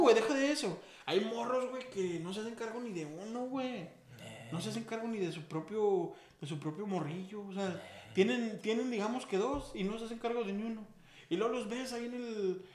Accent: Aguascalientes, Mexico; moved away; Yo soy de. Que dicen que Aguascalientes es un rancho

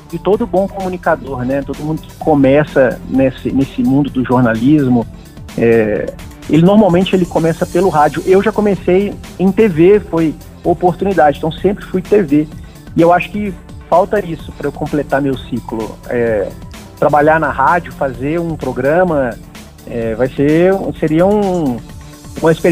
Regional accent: Minas Gerais, Brazil; moved away as an adult; now in Brasília, Brazil; Eu sou de Minas. Isso. Sou de Minas. Tem dez anos que eu moro em Brasília.

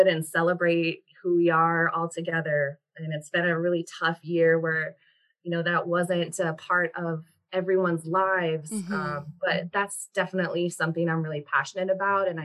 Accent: Minneapolis, Minnesota, United States; now in Seattle, United States; I am from Minnesota. I come from the urban Indian Twin Cities, Minnesota community

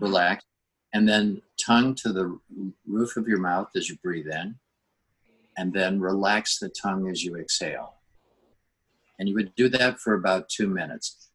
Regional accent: Minnesota, United States; moved away as an adult; now in La Jolla, United States; I grew up in Minnesota

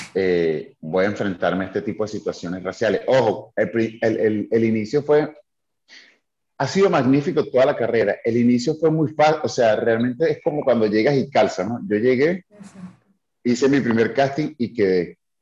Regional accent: Caracas, Capital District, Venezuela; moved away as an adult; now in Tulum, Mexico; yo soy venezolano, soy de Caracas. Eh, soy de, sí, de Caracas, de un barrio que se llama Pinto Salinas

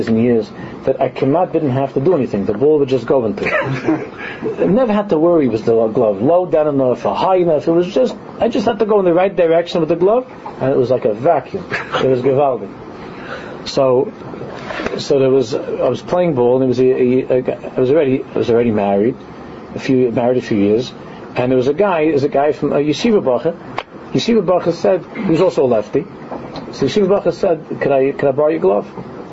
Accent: New York City, New York, United States; in a neighborhood where I grew up in Queens

